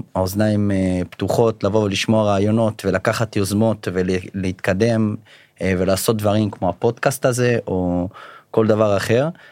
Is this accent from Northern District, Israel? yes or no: yes; Beit She'an, Northern District, Israel; now in Ramat Gan, Israel; במקור מבית שאן. אה, היום גר ברמת גן